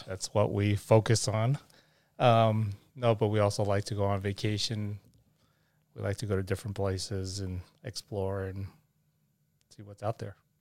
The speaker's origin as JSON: {"language": "English", "town": "New York City", "region": "New York", "country": "United States", "tie": "born or raised there", "moved": "yes", "lives_now": "Arizona, United States", "said": "I grew up in New York City in Manhattan when uh, Manhattan was a bit on the tough side."}